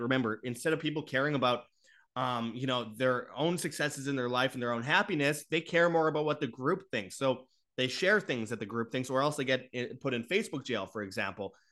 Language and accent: English; Winnipeg, Manitoba, Canada; in Winnipeg, Canada, my hometown